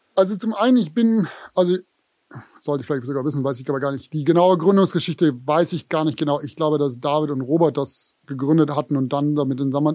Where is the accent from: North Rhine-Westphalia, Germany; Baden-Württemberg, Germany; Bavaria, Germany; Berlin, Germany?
Baden-Württemberg, Germany; Konstanz; now in New York, United States; ich komme aus Konstanz, auch Frage der Aussprache, Konstanz